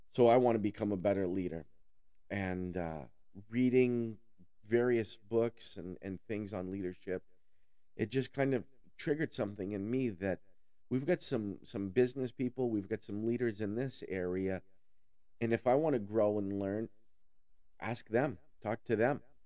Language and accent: English; Newport, Vermont, United States; I'm from Newport. I grew up in the Northeast Kingdom of Vermont